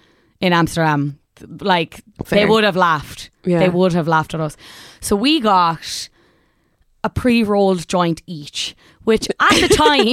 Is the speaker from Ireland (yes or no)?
yes; Ireland; The Dutch laugh at us in general yeah. as Irish people when they come over.